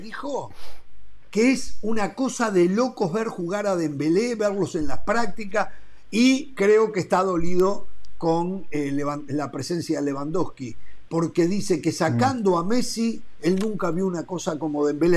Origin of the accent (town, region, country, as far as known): Uruguay